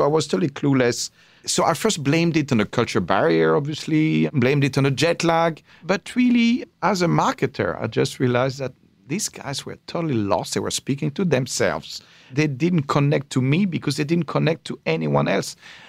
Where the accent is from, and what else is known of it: Paris, Île-de-France, France; born or raised there